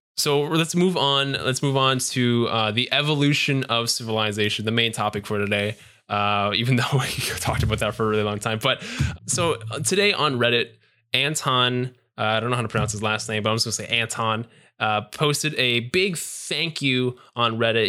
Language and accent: English; Canada; we're all Canadian here.